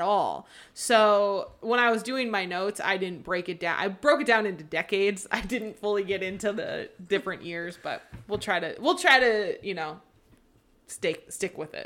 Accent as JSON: {"language": "English", "town": "Seattle", "region": "Washington", "country": "United States", "tie": "born or raised there", "said": "I grew up in the Seattle area."}